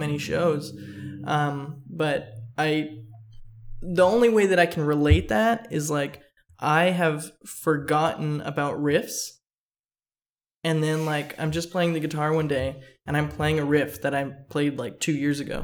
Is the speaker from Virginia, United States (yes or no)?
no; Fullerton, California, United States; I grew up skating around Fullerton